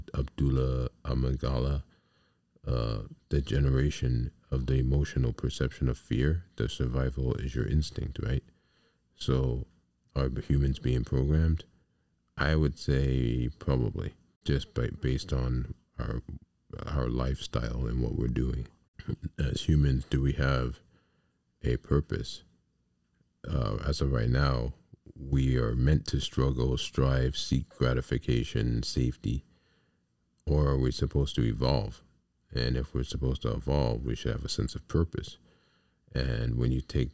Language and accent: English; United States; I'm an American. I'm not African American. I'm an American. This is my home, right? This is where I was born.